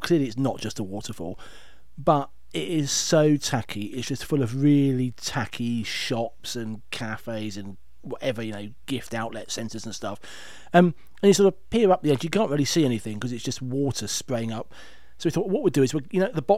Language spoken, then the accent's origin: English; United Kingdom; being British